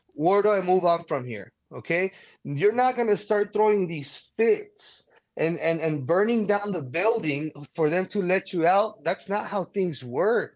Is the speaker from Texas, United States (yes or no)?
yes; El Paso, Texas, United States; moved away; I was born and raised in El Paso